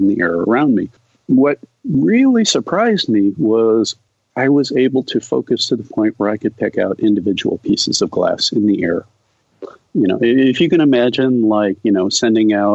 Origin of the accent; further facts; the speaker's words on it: United States; that summer in Brazil, as an American alone, immersed in a foreign culture